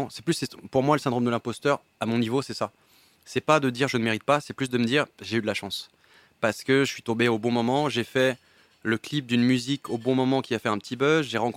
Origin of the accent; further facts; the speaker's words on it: Paris, Île-de-France, France; je suis né à Paris, donc j'ai pu vivre chez ma mère pendant assez longtemps